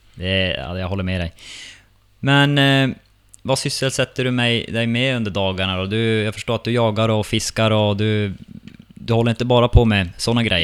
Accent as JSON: {"language": "Swedish", "town": "Vittangi", "region": "Norrbotten County", "country": "Sweden", "moved": "yes", "lives_now": "Stockholm, Sweden", "said": "Vi har båda kommit från Vittangi till eh, Stockholm."}